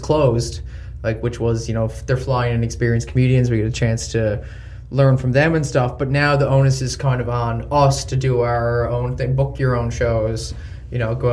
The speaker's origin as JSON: {"language": "English", "town": "Gander", "region": "Newfoundland and Labrador", "country": "Canada", "tie": "born or raised there", "moved": "yes", "said": "we grew up together in Gander"}